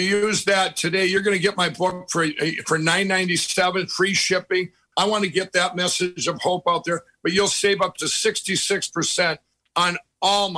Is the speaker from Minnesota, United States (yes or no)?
yes; Minnesota, United States; I grew up in Minnesota, lived there my whole life